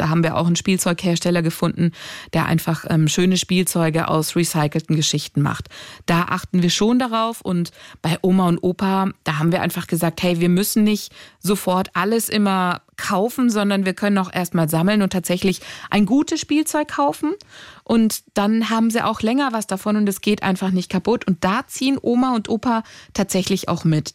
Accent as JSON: {"language": "German", "country": "Greece", "said": "ich bin Griechin"}